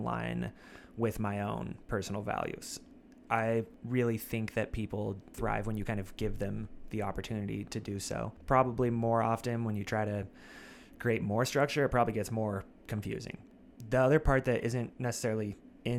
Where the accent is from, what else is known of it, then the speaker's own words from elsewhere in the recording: Idaho, United States; also born or lived in California; I was born in California, but I have grown up in Idaho